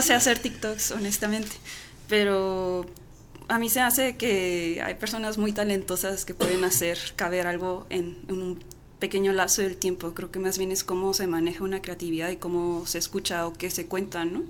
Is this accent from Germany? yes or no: no; Chihuahua, Mexico; moved away; also born or lived in United States; yo crecí en Chihuahua Capital, pues eh, en los noventas me llevaron a nacer al otro lado